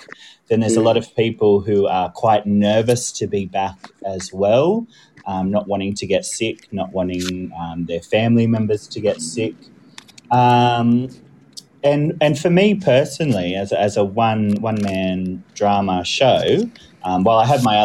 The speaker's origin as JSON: {"language": "English", "country": "Australia", "tie": "born or raised there", "moved": "as an adult", "lives_now": "United Kingdom", "said": "I'm actually Australian born and I came over to the UK about 5 years ago to teach"}